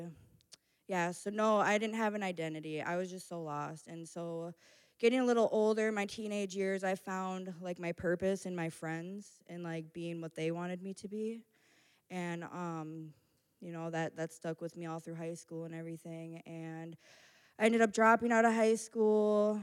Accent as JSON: {"language": "English", "town": "Minneapolis", "region": "Minnesota", "country": "United States", "tie": "born or raised there", "said": "I grew up in Minneapolis"}